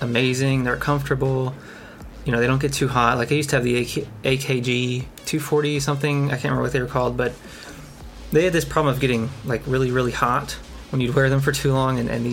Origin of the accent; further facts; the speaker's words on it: Kentucky, United States; I'm from Kentucky